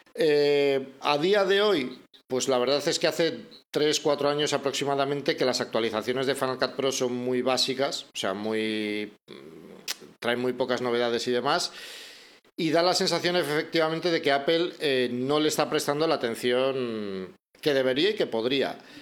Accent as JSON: {"language": "Spanish", "town": "Bilbao", "region": "Basque Country", "country": "Spain", "tie": "born or raised there", "also_born_or_lived": "Madrid", "moved": "as an adult", "lives_now": "Salamanca, Spain", "said": "volví a Bilbao, que es mi ciudad natal, yo soy de Bilbao, aunque ahora mismo vivo en Salamanca"}